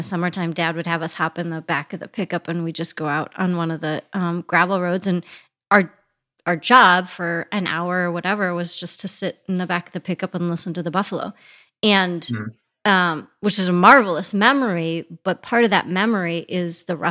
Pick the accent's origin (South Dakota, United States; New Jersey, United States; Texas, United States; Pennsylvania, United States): South Dakota, United States; Custer State Park; I grew up in Custer State Park.